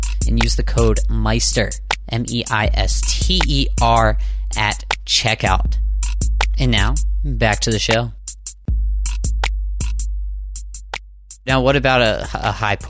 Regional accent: Southwestern Pennsylvania, United States; now in Boston, United States; I'm from Southwestern PA. I grew up on a farm

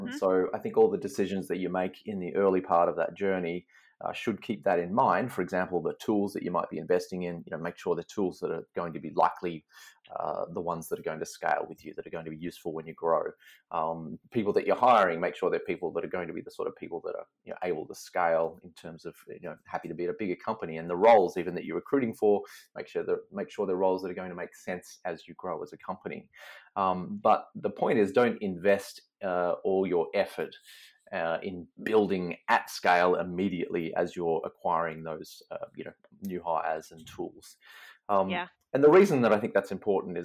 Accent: Melbourne, Victoria, Australia; moved away; also born or lived in Seattle; But I'm from Melbourne originally.

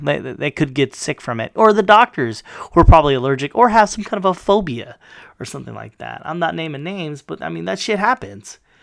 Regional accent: United States

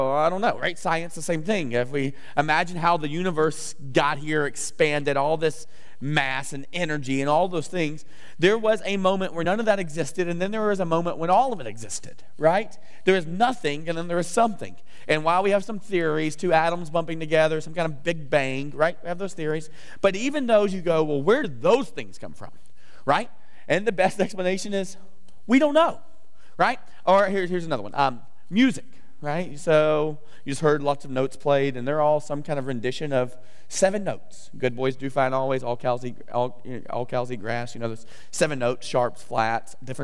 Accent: the South, United States; I'm from the South, I don't say that word right, I don't say the word 10

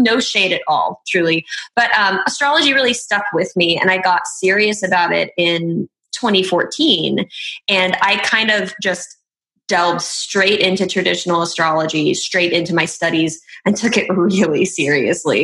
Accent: Oklahoma City, Oklahoma, United States; I'm from Oklahoma City, so I'm kind of located in this Midwest Bible Belt kind of area

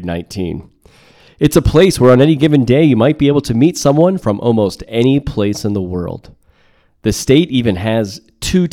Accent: Broward County, Florida, United States; moved away as an adult; also born or lived in Miami; now in Guatemala City, Guatemala; I was born in Miami, grew up in Broward County

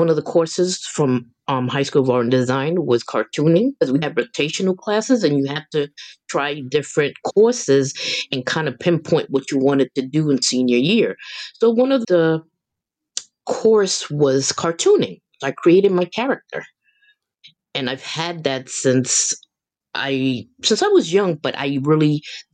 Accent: New York City, New York, United States; I'm from the South Bronx

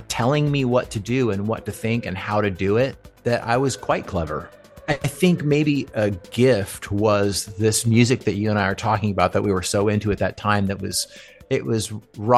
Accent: California, United States; also born or lived in Johnson City, New York / Redondo Beach / Newport Beach / Irvine; I was born in Johnson City, New York, and my parents moved to California when I was a kid. So I pretty much grew up in California

